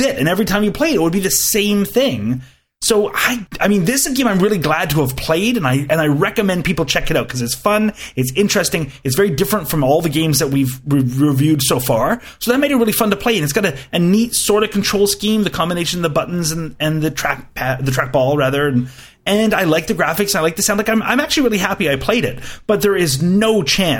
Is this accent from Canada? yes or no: yes; Canada; as a Canadian